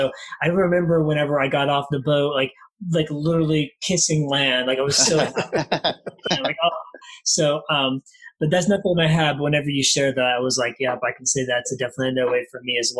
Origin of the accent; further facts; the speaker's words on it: the South, United States; moved away; I'm from the South